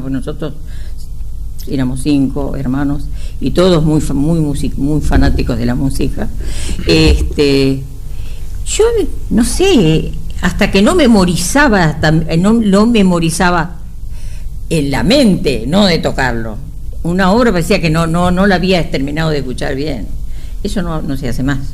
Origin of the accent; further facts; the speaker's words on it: Argentina; en mi pueblo, que yo vivía ahí hasta los 20 años